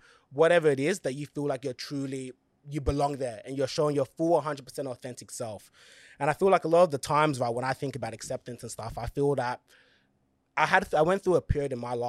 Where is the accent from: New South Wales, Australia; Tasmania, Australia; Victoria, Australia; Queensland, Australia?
New South Wales, Australia; Blacktown; I was still from Blacktown, the West, but it was more like a hillsy side. Genuine people, no fights, no nothing. Everyone's just so nice.